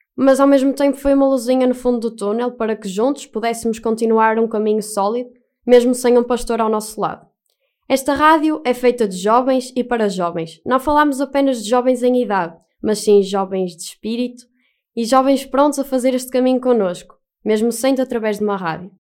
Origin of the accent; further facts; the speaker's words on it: Castelo de Paiva, Aveiro District, Portugal; sou de Castelo de Paiva, mais propriamente da paróquia de São Miguel de Bairros.